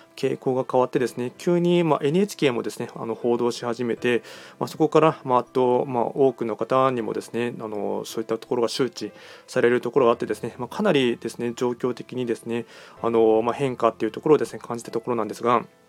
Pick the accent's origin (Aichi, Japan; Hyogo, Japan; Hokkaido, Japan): Aichi, Japan; 僕も愛知県出身